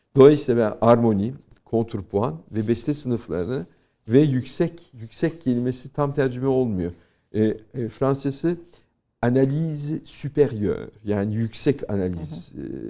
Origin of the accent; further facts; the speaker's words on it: Turkey; now in France; benim doğup büyüdüğüm kültür.